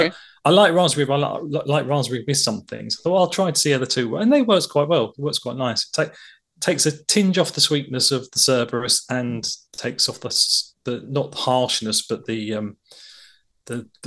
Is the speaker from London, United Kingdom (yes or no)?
yes; London, United Kingdom; obviously I'm from London